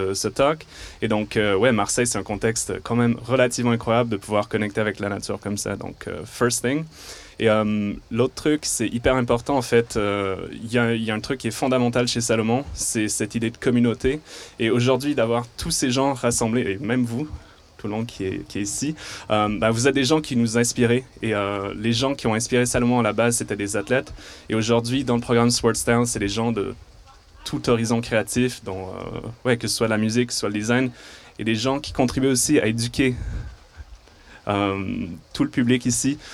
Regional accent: Montreal, Quebec, Canada; d'où je viens de Montréal. Et donc c'est pour ça que j'ai un léger accent

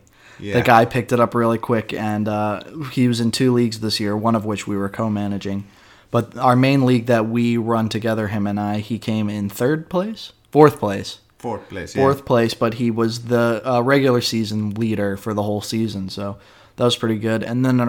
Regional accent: Raleigh, North Carolina, United States; now in Helsinki, Finland; I'm an American from Raleigh, North Carolina. I was born and raised there, and I'm now living in Helsinki, Finland.

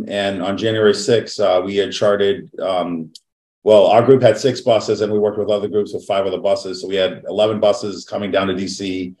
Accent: Boston, Massachusetts, United States; I'm from Boston, Massachusetts.

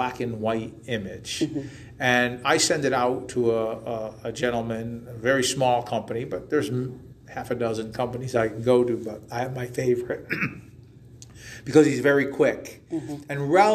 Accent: Waterbury, Connecticut, United States; also born or lived in Southington; I was born and raised in Waterbury

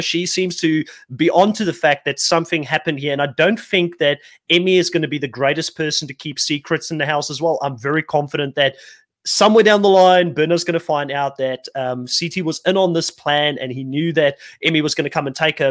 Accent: South Africa; growing up in South Africa

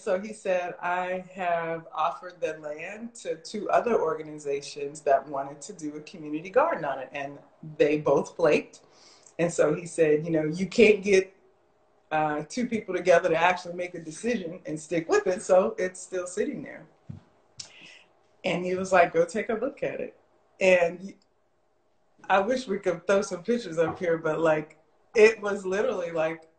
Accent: Las Vegas, Nevada, United States; I'm born and raised in Las Vegas.

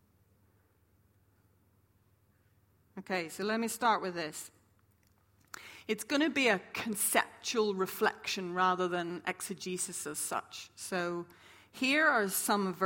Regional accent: Ireland; moved away; also born or lived in St Andrews, Scotland; I'm from Ireland

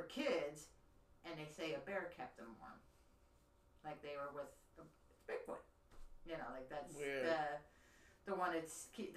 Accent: Pennsylvania, United States; growing up in Pennsylvania... at the Cascade Quarry

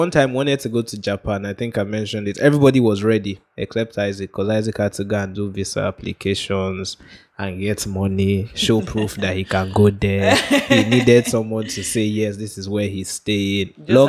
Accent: Nigeria; as a Nigerian kid

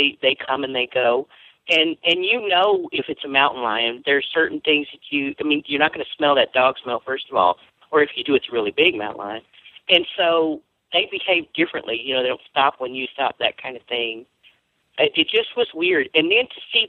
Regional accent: Louisiana, United States; I grew up in Louisiana. We grew up hearing Bigfoot stories a lot

